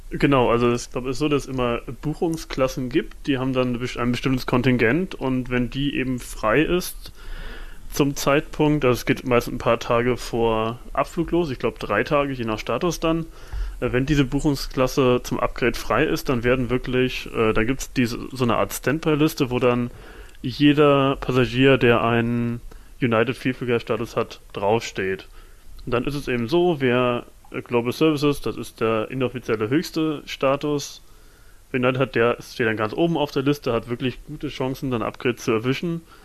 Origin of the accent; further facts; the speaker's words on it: Germany; wir als Deutsche